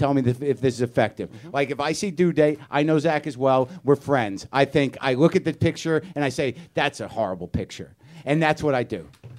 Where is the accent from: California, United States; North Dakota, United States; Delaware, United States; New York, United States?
New York, United States; Staten Island; I know. I'm from Staten Island. I used to live, breathe, and eat trauma.